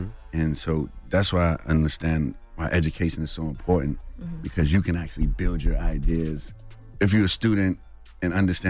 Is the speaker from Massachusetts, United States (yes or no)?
no; Bronx, New York, United States; growing up in Harlem and me going from the Bronx to Harlem all the time.